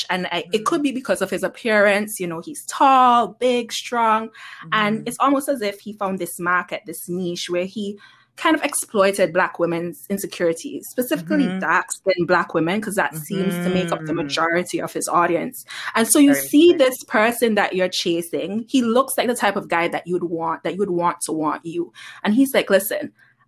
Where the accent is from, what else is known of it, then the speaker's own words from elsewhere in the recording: Antigua & Barbuda; also born or lived in Trinidad; now in US Virgin Islands; I am a West Indian, born and raised in Antigua